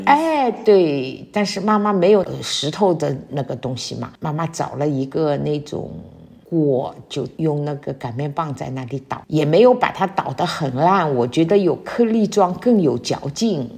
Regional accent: Shanghai, China; 我们上海人平时的这种做的那种白斩鸡

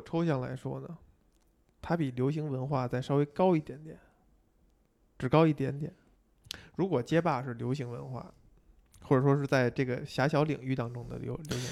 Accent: China; 以我们中国人这种

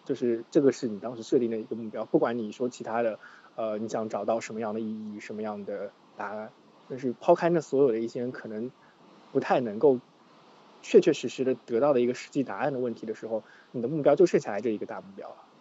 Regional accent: Xuzhou, Jiangsu, China; moved away; also born or lived in Shanghai; 我老家在衢州

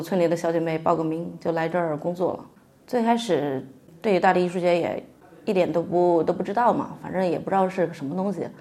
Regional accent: Jingdezhen, Jiangxi, China; also born or lived in Hanxi village, Fuliang; 从创业村嫁到了韩熙村，然后也是，呃，因为结婚生子嘛，在，在家里时间待得比较长

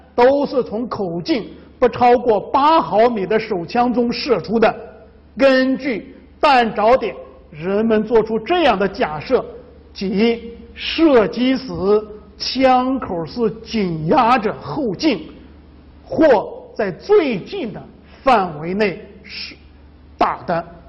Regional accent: China; 这我们中国人呢，很忌讳把这个房子建在坟墓周围

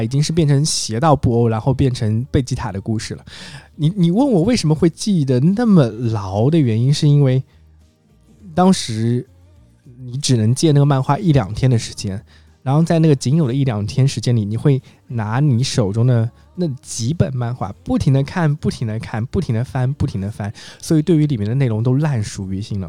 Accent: Jiangshan, Zhejiang, China; 我来自于一个浙江的四线小城市，嗯，它叫做衢州江山。衢州是一个地级市，然后在这个地级市下面有个叫县级市，叫做江山市。为什么会叫江山呢？因为江山这个地方有山有水，山呢就叫江郎山，水呢就叫须江

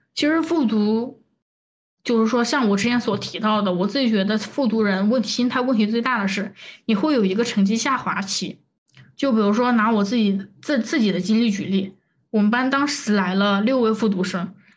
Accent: Chongqing, China; 因为我是重庆人

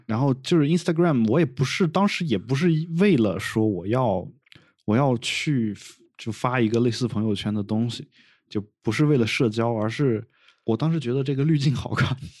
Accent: China; accent: mainland Chinese accent (hometown dialect with heavy erhua); now in Beijing, China; 我用大陆口音说话

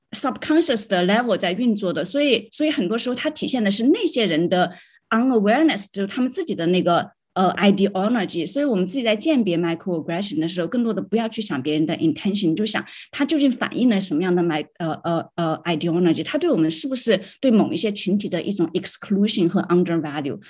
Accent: China; first language Chinese; moved away as an adult; 但是我从中国来的，我用中文

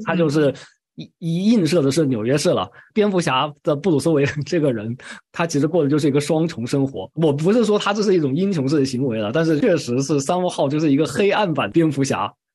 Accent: China; 我们中国人

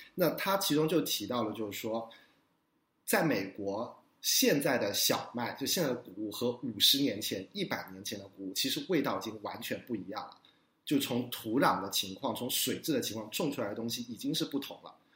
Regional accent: Guangzhou, Guangdong, China; now in New York, United States; 我跟伊娜一样都是广州人

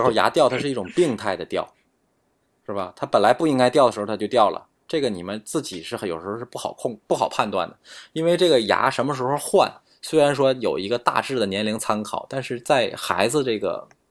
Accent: China; 但是我们中国人要幸运的是，就是我们中国根管治疗相对是比较便宜的。

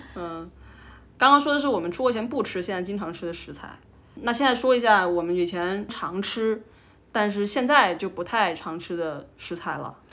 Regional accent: Changsha, Hunan, China; moved away as an adult; now in Australia; 一七年和一九年之间，我在长沙还是待了两年

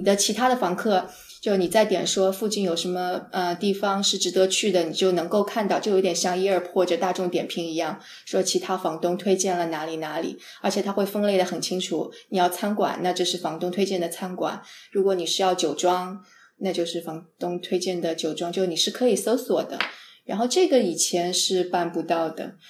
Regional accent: Jiangsu, China; moved away; also born or lived in San Francisco; 因为我是个江苏人，江苏是特别潮湿的地方

